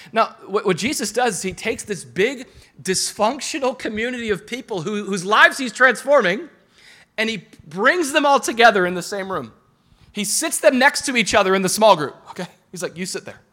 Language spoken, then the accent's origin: English; Boca Raton, Florida, United States; I'm from Boca.